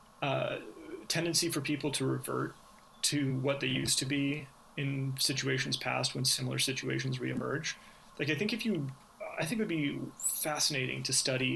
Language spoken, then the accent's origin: English; Manhattan Beach, California, United States; now in El Segundo, United States; I live in El Segundo now. I grew up in Manhattan Beach